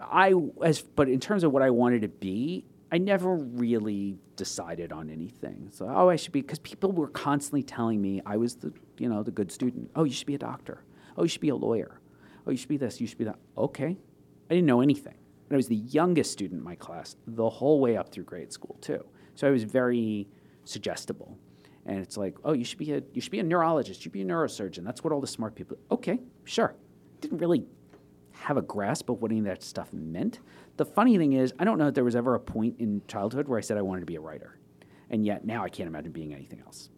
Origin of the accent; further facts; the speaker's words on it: Long Island, New York, United States; moved away as an adult; also born or lived in Toronto; I was born on Long Island and grew up there. Lived in the same house until I was seventeen, left for college